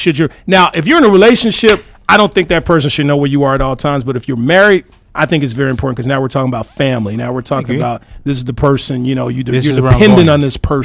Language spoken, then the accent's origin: English; Arkansas, United States; I'm from Arkansas, man.